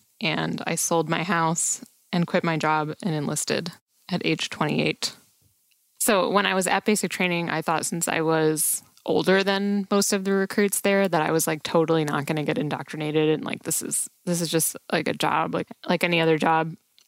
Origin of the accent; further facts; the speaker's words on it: New York, United States; I grew up in New York and I graduated high school in 2002.